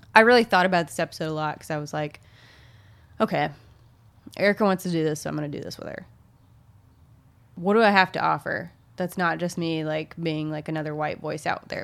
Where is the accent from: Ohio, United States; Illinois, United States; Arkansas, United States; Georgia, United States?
Arkansas, United States; Little Rock; I come from the Deep South. I heard racial slurs often as a child. Our town is pretty segregated still. There is even, like, Central High, which, Central High and Little Rock